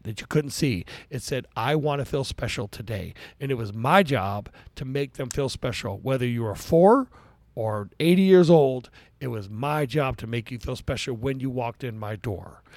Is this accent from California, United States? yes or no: yes; Daly City, California, United States; I was raised in Daly City, California.